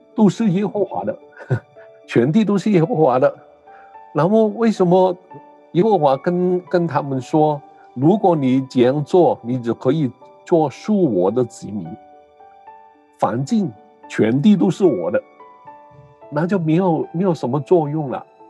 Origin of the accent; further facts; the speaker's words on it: Hong Kong; first language Cantonese; Chinese is a second language; moved away; also born or lived in Canada; 母语是广东话。我，呃，很，年轻的时候去的加拿大读书，在那边很多嗯年，在那边结婚，有孩子，呃，然后回来香港